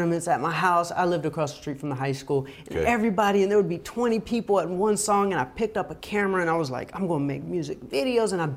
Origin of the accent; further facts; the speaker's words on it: Atlanta, Georgia, United States; Growing up in Atlanta, Georgia